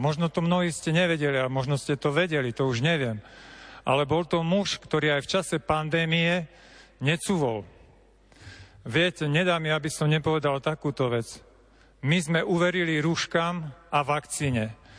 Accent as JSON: {"language": "Slovak", "country": "Slovakia", "said": "Ja som zo Spiša a tiež máme takú hlbokú úctu k Matke Božej"}